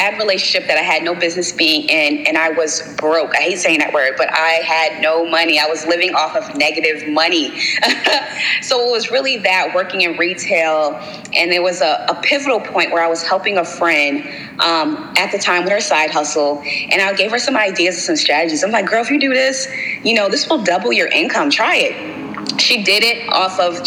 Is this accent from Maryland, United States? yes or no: yes; Baltimore, Maryland, United States; I'm from Baltimore